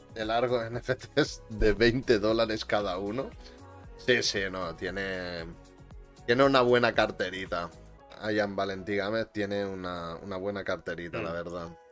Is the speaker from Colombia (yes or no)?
no; Catalonia, Spain; yo soy catalán